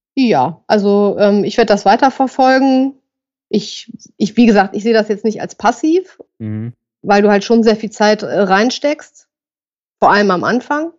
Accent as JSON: {"language": "German", "town": "Düsseldorf", "region": "North Rhine-Westphalia", "country": "Germany", "said": "Ich komme auch aus Düsseldorf."}